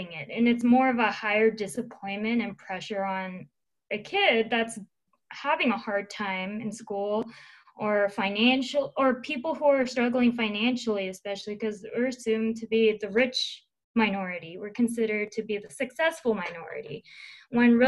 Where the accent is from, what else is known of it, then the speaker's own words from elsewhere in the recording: Seattle, Washington, United States; I'm from Seattle